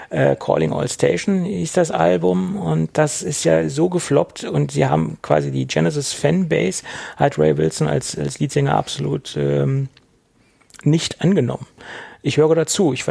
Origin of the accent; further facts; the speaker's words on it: Göttingen, Lower Saxony, Germany; Ich komme nämlich aus Göttingen und ähm, besser, ja, und daher ist das halt entstanden.